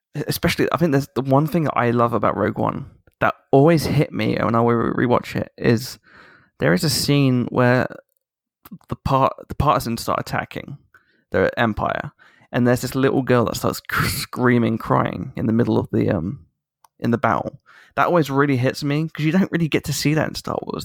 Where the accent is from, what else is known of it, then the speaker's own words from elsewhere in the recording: United Kingdom; a British person